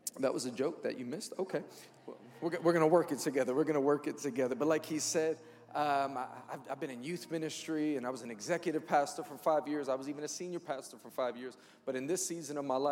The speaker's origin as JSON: {"language": "English", "town": "New York City", "region": "New York", "country": "United States", "said": "I'm from Queens, New York."}